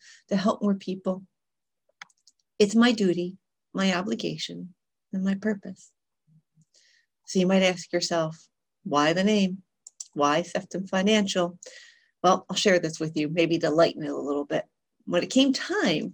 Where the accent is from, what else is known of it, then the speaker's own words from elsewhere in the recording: Philadelphia, Pennsylvania, United States; moved away as an adult; also born or lived in Europe; I was born and raised in Philadelphia, so I talk really fast